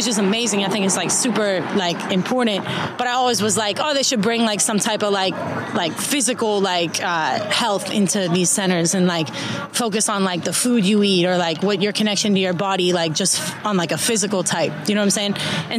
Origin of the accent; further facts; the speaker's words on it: Pittsburgh, Pennsylvania, United States; now in Los Angeles, United States; I'm from Pittsburgh, Pennsylvania